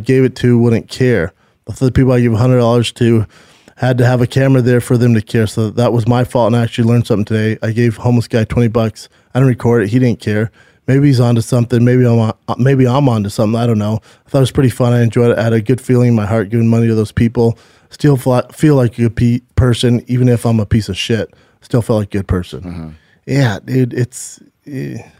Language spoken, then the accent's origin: English; California, United States; California's the toughest, but it's my home state